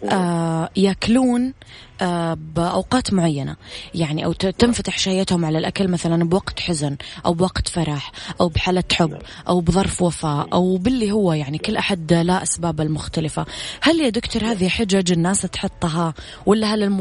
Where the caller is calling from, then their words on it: Jeddah, Makkah Province, Saudi Arabia; من جده